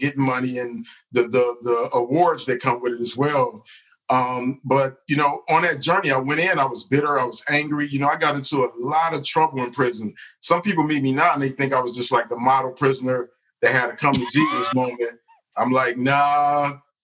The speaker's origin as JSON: {"language": "English", "town": "Detroit", "region": "Michigan", "country": "United States", "tie": "born or raised there", "said": "I grew up in Detroit"}